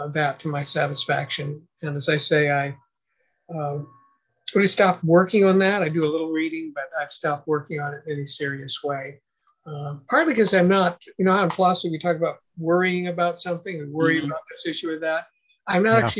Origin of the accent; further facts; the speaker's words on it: San Luis Obispo, California, United States; it was a Baptist church in my hometown, San Luis Obispo, California